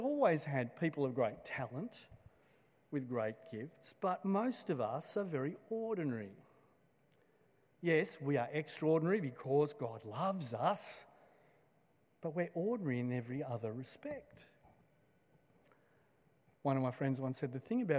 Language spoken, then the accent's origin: English; Blacktown, New South Wales, Australia; I grew up in Blacktown, and just west of Blacktown is another suburb called Doonside